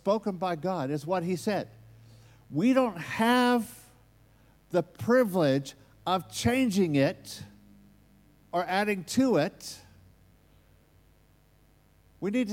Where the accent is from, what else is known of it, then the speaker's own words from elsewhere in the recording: United States; accent: American; that's my American accent